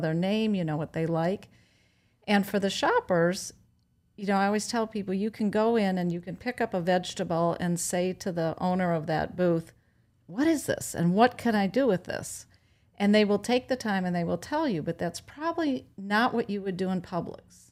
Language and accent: English; Wisconsin, United States; moved away as an adult; now in Sanibel, United States; I'm from Wisconsin